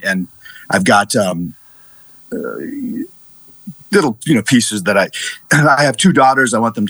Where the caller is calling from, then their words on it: Prior Lake, Minnesota, United States; Prior Lake, Minnesota for the holiday.